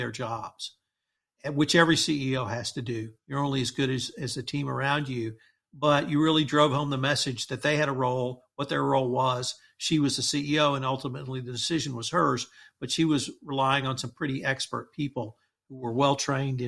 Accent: Texas Gulf Coast, United States; me growing up on the Texas Gulf Coast

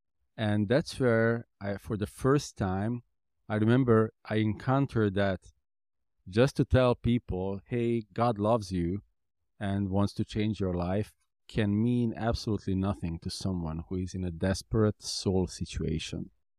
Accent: Hungary; My city that I was born was 100,000 people. The city I grew up basically in Hungary was 200,000 people.

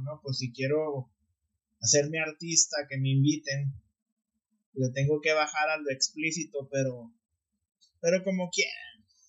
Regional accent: Mexico; moved away; como mexicanos, pues queremos estar conectados con México de alguna manera

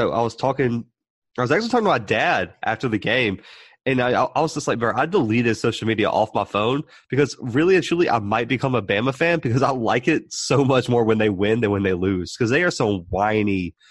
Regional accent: Southern Alabama, United States; we're both from Southern Alabama

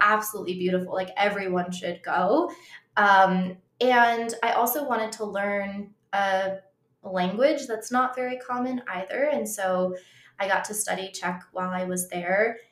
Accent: Colorado, United States; I grew up in Colorado

